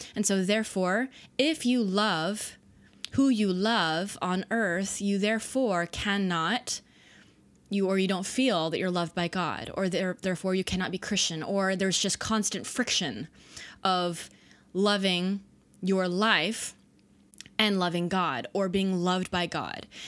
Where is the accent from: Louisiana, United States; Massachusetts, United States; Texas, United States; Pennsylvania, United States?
Texas, United States; Dallas; I was raised in the South. Dallas, Texas